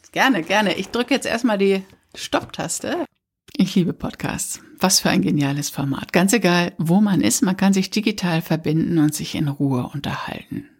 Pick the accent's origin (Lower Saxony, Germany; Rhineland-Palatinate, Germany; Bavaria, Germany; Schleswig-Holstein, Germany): Lower Saxony, Germany; Papenburg; 60 Kilometer entfernt von Papenburg, wo ich herkomme